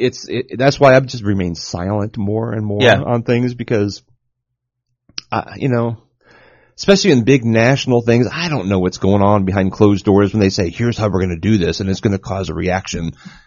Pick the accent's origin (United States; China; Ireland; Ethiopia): United States; I'm an American. That's my flag. You know, it's my country.